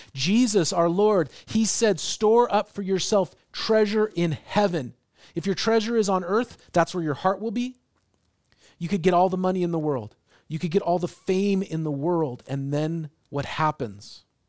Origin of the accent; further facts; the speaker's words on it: Seattle, Washington, United States; now in Portland, United States; I grew up in Seattle